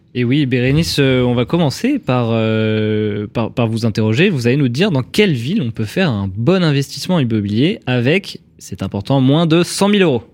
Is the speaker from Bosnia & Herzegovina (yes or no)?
no; French and Île-de-France resident, France; en tant que Français et Francilien